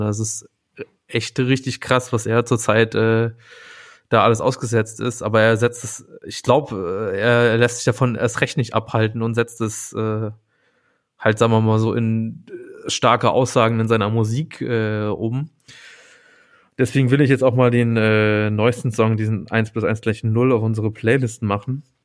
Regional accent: Saarland, Germany; moved away; Ich komme ja äh, original aus dem Saarland

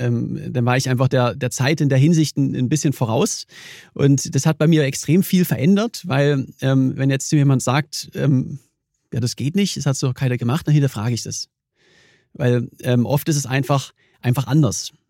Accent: Germany; komme ich aus, aus Deutschland

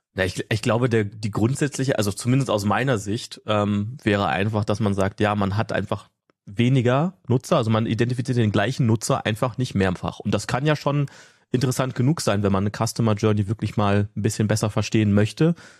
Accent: Ruhr area, North Rhine-Westphalia, Germany; now in Potsdam, Germany; ursprünglich komme ich da auch so aus der Ecke von dir, Markus, so Ruhrgebiet

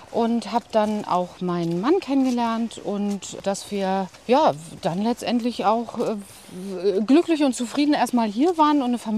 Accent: Rostock, Mecklenburg-Vorpommern, Germany; ich komme aus Rostock und habe meine Ausbildung an der medizinischen Fachschule gemacht.

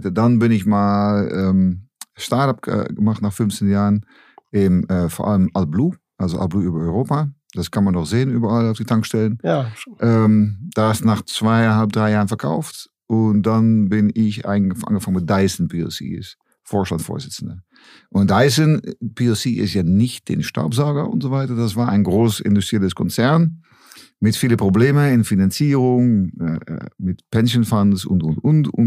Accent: Netherlands; German is a second language; ich, äh, wie man hören kann, bin kein Deutscher, komme aus Holland, ne?

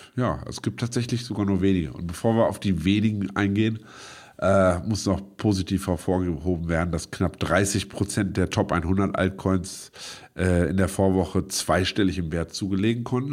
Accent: Braunschweig, Lower Saxony, Germany; moved away as an adult; now in Berlin, Germany; meine Geburtsstadt Braunschweig

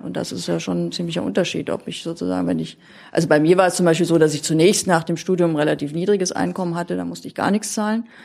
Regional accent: Berlin, Germany; moved away as an adult; also born or lived in Thuringia; now in Saarland, Germany; geboren bin ich in Thüringen und habe dann allerdings mein Leben eigentlich in Berlin überwiegend verbracht. Und heute wohne ich im Saarland

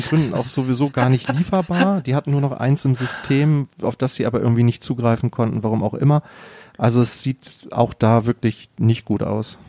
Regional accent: Germany; bei uns in Deutschland

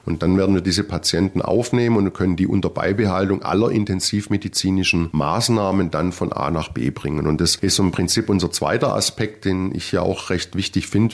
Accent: Ludwigsburg, Baden-Württemberg, Germany; accent: Swabian; also born or lived in Leipzig / Tübingen; Ich bin tatsächlich gebürtiger Ludwigsburger und bin über verschiedene Ecken, auch im Studium über Leipzig und Tübingen dann wieder tatsächlich zurückgekommen

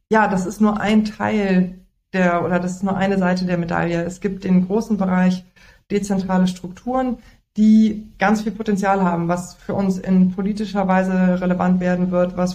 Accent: North Rhine-Westphalia, Germany; now in Berlin, Germany; aus dem Siebengebirge.

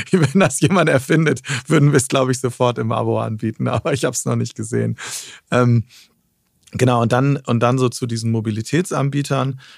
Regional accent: Cuxhaven, Lower Saxony, Germany; now in Berlin, Germany; ich komme aus Cuxhaven von der Nordseeküste

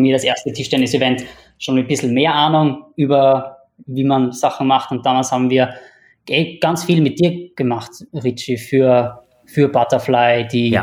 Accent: Upper Austria, Austria; moved away as an adult; also born or lived in Vienna, Austria; now in Singapore; ich bin, bin aus Oberösterreich, bin dann nach der, nach der Matura nach Wien gezogen

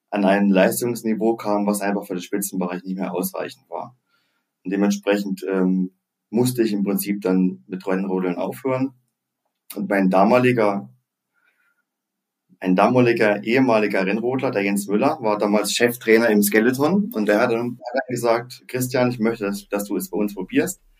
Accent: Oberhof, Thuringia, Germany; ich bin in Thüringen groß geworden, äh, in Oberhof, das kennt glaube ich schon, ja, das kennt schon sehr viele Leute, es ist ein Wintersportverrückter Ort im Thüringer Wald

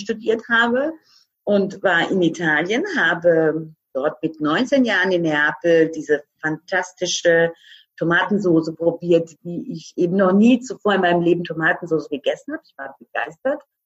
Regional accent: Croatia; now in Germany; ich bin gebürtige Kroatin.

